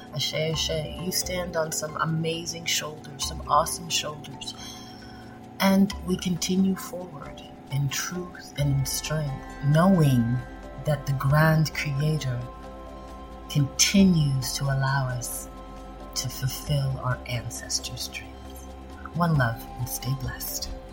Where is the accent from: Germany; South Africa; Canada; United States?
Canada; I was born in Canada. I have Jamaican roots